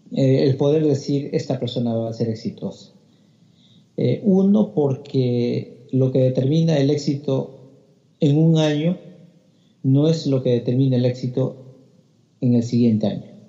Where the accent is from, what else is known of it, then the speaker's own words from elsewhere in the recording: Peru; now in Australia; por lo menos en el Perú no había entrenamiento este, sistematizado